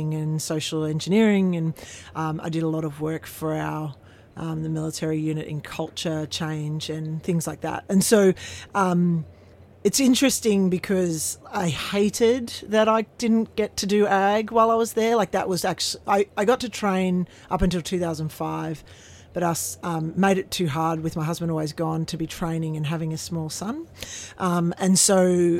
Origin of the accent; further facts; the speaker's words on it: Canberra, Australian Capital Territory, Australia; also born or lived in Yass; I grew up in Canberra, went to boarding school in Yass